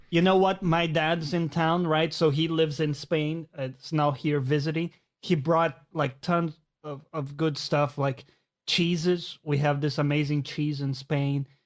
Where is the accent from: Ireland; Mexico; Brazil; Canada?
Brazil; now in London, United Kingdom; I grew up in Brazil